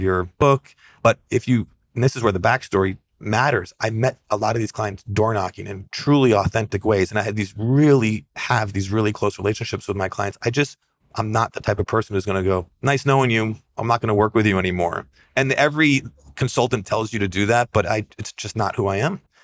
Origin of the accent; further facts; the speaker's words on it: the Adirondacks, New York, United States; I grew up in the Adirondacks, outside hiking